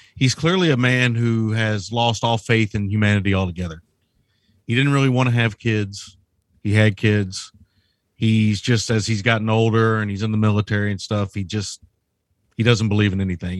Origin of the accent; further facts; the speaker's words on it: United States; I'm an American.